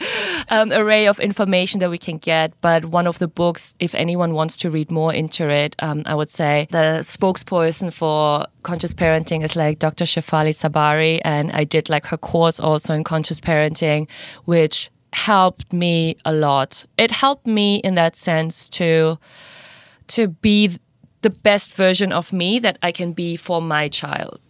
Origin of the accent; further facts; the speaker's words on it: Indonesia; moved away as an adult; now in Singapore; I'm originally from Indonesia, half German, half Indonesian, but I've been living now in Singapore for four years.